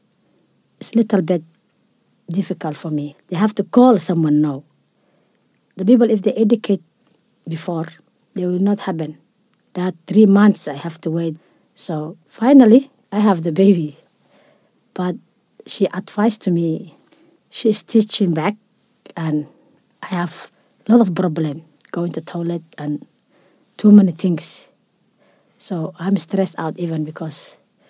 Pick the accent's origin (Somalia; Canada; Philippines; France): Somalia; moved away as an adult; also born or lived in Europe; now in Australia; I'm from Somalia